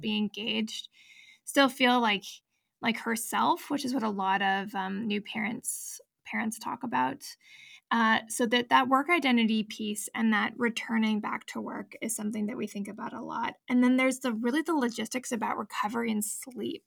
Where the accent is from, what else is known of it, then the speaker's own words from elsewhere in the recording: United States; moved away; I was born in the States, I'm a dual citizen